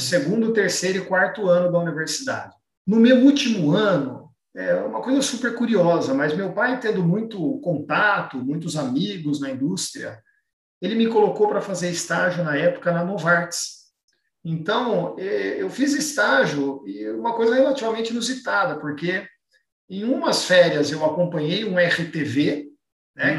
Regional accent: Campinas, São Paulo, Brazil; Eu sou natural de Campinas

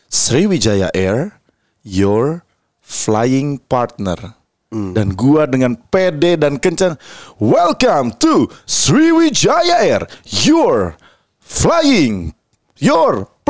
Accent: West Java, Indonesia; nah yang bikin gue malu emang gue orang Sunda nggak bisa dilepaskan dari apapun.

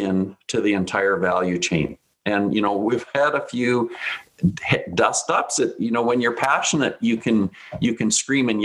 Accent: south of Regina, Saskatchewan, Canada; I grew up in Saskatchewan, we had land on our farm

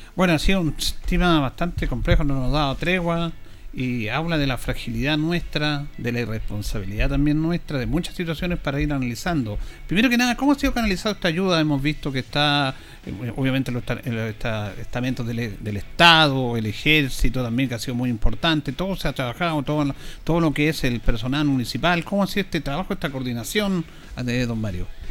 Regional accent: Chile; somos especiales los chilenos

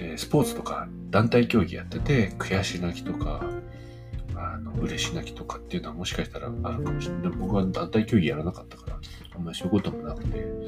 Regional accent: Gunma, Japan; now in Nagano, Japan; 僕あの群馬に住んでた時、子供の頃群馬に住んでて

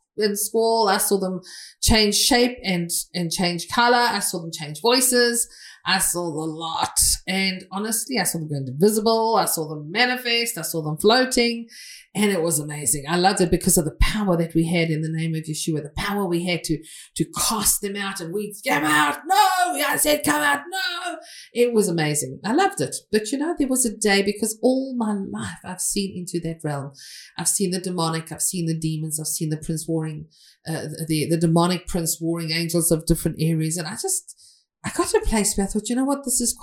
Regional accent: England, United Kingdom; I'm from England

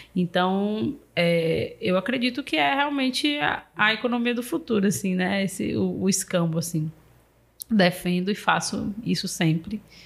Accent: Salvador, Bahia, Brazil; eu sou de Cajazeira, fique de boa, sou do final de linha da 2

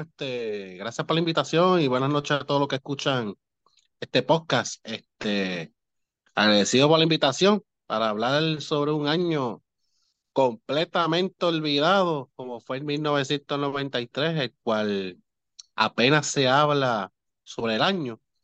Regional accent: Moca, Puerto Rico; yo me crié en Moca, que hice en Moca, el barrio Pueblo.

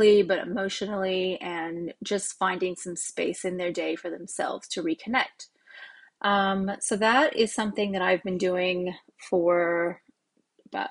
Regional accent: California, United States; moved away as an adult; also born or lived in Oregon, United States; now in Australia; I was born in Oregon in the US, and I moved to California when I was about 5 years old when my parents got divorced. So we moved to California, myself, my mom, and my brother. And I grew up in California, so all my memories in childhood are there

